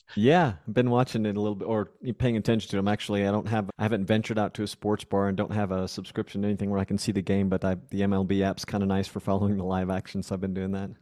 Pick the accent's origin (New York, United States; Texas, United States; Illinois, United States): Texas, United States; Arlington; moved away as an adult; also born or lived in Fort Worth, Texas / Panama; now in Mexico; I grew up in Arlington, Texas. I was born in Fort Worth, Texas